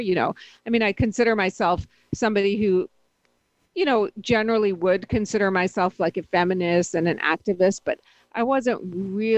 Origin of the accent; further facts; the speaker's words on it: Pittsburgh, Pennsylvania, United States; growing up sort of as an immigrant and always, you know, as a brown-skinned person who grew up in the more, you know, Pittsburgh and in a very white neighborhood